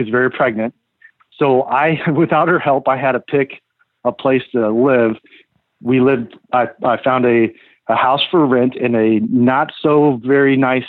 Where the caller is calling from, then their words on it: Illinois, United States; I live in Illinois.